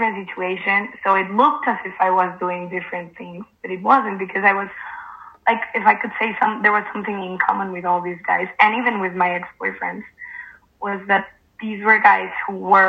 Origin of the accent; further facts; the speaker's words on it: Mexico; now in Spain; I live in Spain right now. I'm from Mexico.